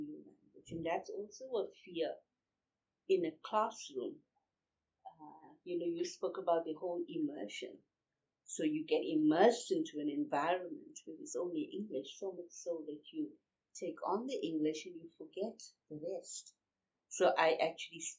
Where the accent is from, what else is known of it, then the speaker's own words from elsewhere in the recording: South Africa; first language Urdu and isiZulu; English is a second language; I spoke Urdu, which is my heritage language. And I also spoke isiZulu, which was the language in the community in which I lived. So I lived in a farming community